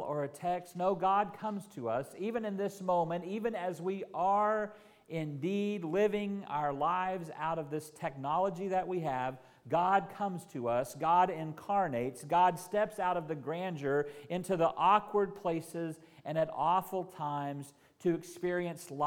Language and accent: English; Carnegie, Oklahoma, United States; moved away; First Baptist Church in my hometown in Carnegie, Oklahoma